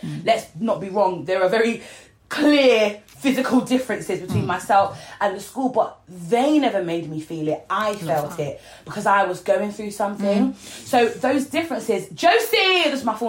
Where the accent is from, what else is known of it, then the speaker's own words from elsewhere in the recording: North Lincolnshire, near Grimsby, Yorkshire and the Humber, United Kingdom; moved away; also born or lived in Peckham; I'm a northerner, by the way. Whereabouts? Well, I was brought up in North Lincolnshire, teeny tiny little village next to Grimsby